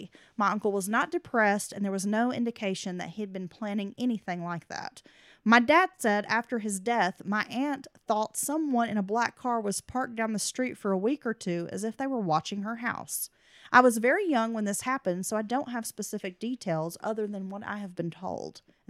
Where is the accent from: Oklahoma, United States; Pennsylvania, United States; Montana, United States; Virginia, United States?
Virginia, United States; I grew up in Virginia and found your podcast looking into the Lolly Wienans and Julie Williams case, which has always fascinated me growing up.